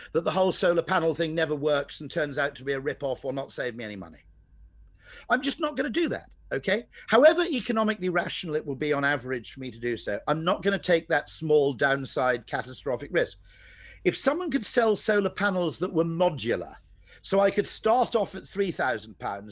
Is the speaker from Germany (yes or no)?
no; Welsh, Wales, United Kingdom; I'm Welsh